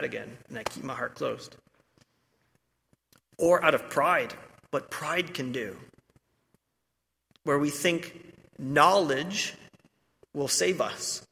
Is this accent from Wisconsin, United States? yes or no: no; Ohio, United States; I'm from Ohio